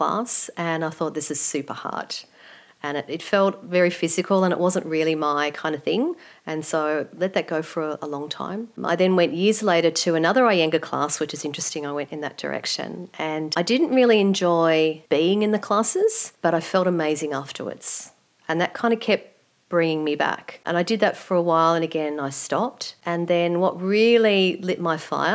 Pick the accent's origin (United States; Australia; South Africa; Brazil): Australia; Melbourne, Victoria; I grew up in the eastern suburbs, and pretty much all of my life I've lived in that area, so born and bred in Melbourne.